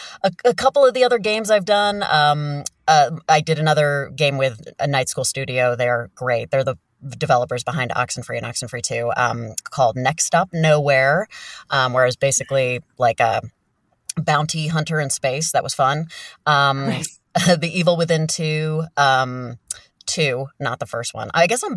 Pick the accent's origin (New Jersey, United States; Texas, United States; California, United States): New Jersey, United States; I grew up in New Jersey, very proudly. Yeah, northern New Jersey, the New York part, I guess you could say.